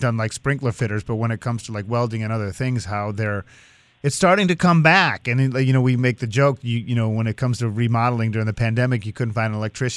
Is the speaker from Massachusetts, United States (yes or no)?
yes; Swampscott, Massachusetts, United States; I grew up in Swampscott, Massachusetts